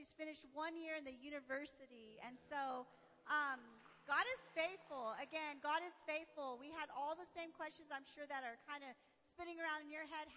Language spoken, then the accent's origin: English; Barstow, California, United States; I live in Barstow